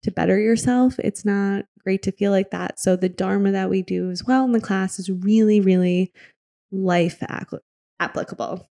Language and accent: English; Michigan, United States; moved away as an adult; also born or lived in Wisconsin; now in New York, United States; I grew up in Michigan.